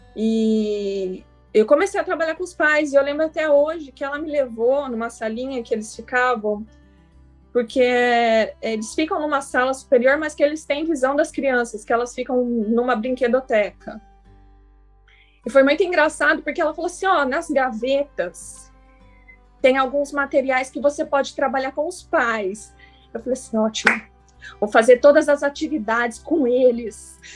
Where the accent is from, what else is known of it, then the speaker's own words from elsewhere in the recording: São José dos Campos, São Paulo, Brazil; que eu sou de São José dos Campos